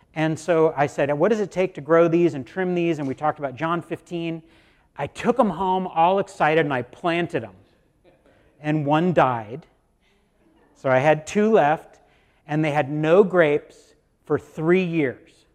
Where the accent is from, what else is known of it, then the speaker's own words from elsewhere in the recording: United States; American Christians